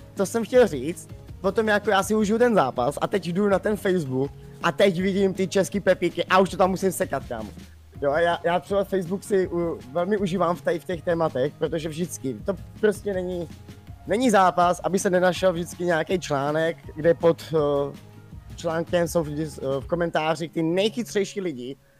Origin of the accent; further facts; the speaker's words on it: Czechia; jsem Čech